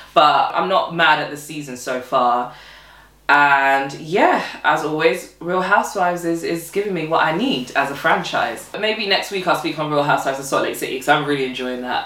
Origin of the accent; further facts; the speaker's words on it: Nigeria; as a Nigerian woman as well, because I'm Nigerian.